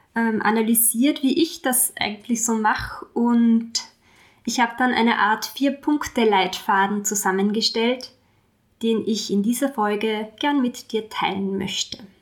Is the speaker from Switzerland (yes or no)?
no; Austria; hier bei uns in Österreich